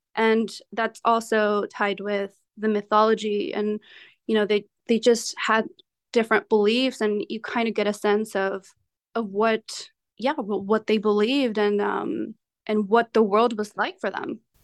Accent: Calexico, California, United States; now in San Diego, United States; born and raised in the Imperial Valley in the small border town of Calexico, California

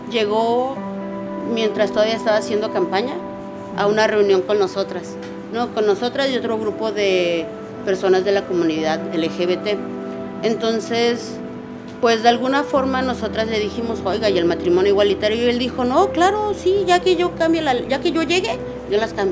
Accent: Tijuana, Baja California, Mexico; soy de Tijuana

